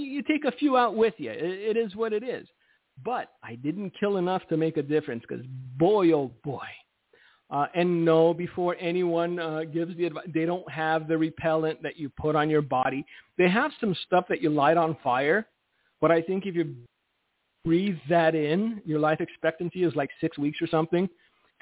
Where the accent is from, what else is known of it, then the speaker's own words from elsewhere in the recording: United States; I'm an American, my Romanian passport expired.